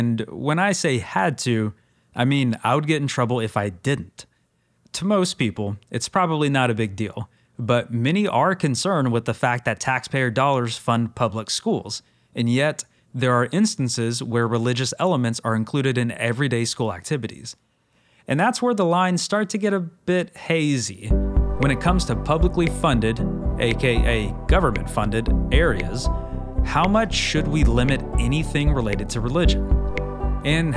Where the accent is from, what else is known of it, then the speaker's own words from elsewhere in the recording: the South, United States; I grew up in the South and still kind of live in the South